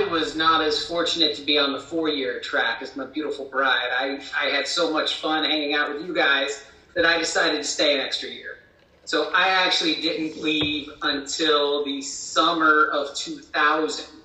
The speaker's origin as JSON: {"language": "English", "town": "Cincinnati", "region": "Ohio", "country": "United States", "said": "I am not from Reading, Pennsylvania. I identify as being from suburban Cincinnati, Ohio."}